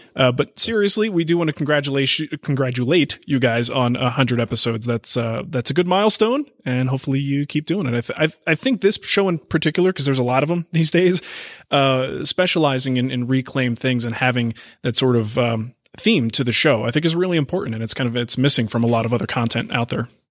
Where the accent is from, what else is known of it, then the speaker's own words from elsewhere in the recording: Canada; me being Canadian